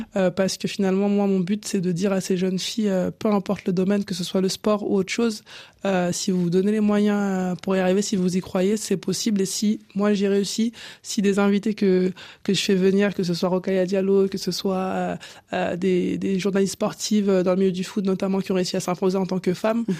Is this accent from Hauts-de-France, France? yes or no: no; La Courneuve, Île-de-France, France; also born or lived in Cameroon; J'ai grandi à La Courneuve, en Seine-Saint-Denis. Je suis originaire du Cameroun